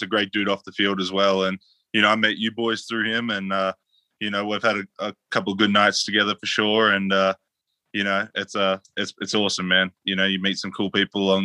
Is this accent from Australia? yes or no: yes; Australia; moved away as an adult; now in United States; I'm from Australia originally, grew up there